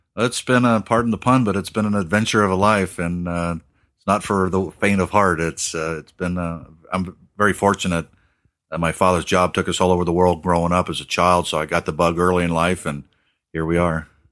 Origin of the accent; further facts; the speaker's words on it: Australia; growing up in Australia